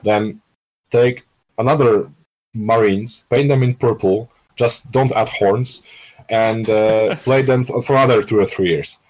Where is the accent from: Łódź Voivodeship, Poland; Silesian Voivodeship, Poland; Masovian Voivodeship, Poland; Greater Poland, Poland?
Łódź Voivodeship, Poland; Skierniewice; moved away as an adult; now in Warsaw, Poland; from my hometown from Skierniewice